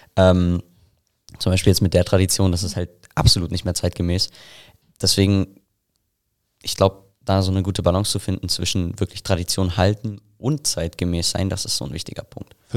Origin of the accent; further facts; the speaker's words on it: Selb, Bavaria, Germany; ich komme aus Selb